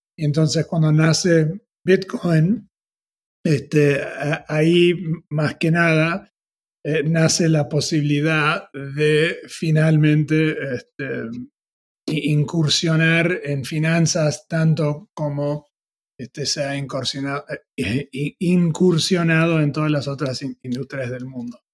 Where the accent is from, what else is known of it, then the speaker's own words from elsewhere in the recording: Argentina; moved away; also born or lived in United States; siendo argentino